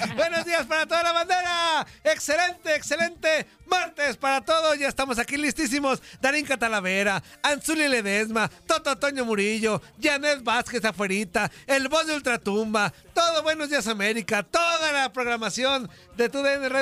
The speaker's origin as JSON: {"language": "Spanish", "country": "Mexico", "said": "nosotros como mexicanos"}